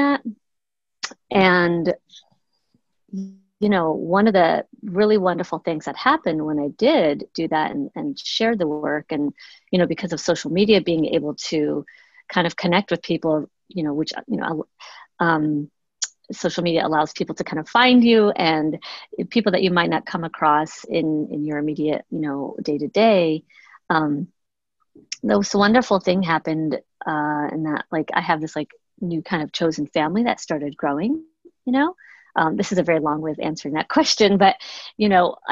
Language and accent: English; Chicago, Illinois, United States; moved away; I'm originally from Chicago. My parents immigrated to the US from the south